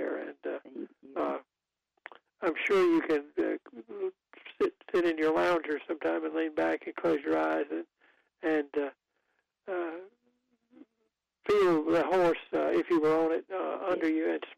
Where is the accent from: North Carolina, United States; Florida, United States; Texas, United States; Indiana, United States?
North Carolina, United States; Goldsboro; my hometown is Goldsboro, where there's an Air Force base